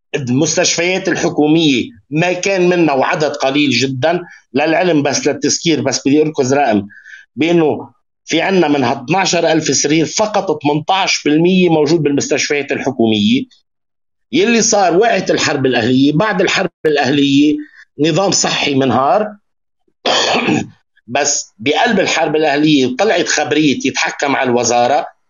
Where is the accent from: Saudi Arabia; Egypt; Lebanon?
Lebanon; عندنا بلبنان